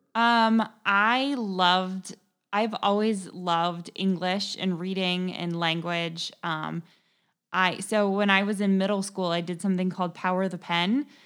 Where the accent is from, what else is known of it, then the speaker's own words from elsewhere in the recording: Kettering, Ohio, United States; also born or lived in San Diego area, California; I grew up in Kettering, Ohio is where I was born, um, and grew up, uh, spent pretty much my entire life in the Dayton area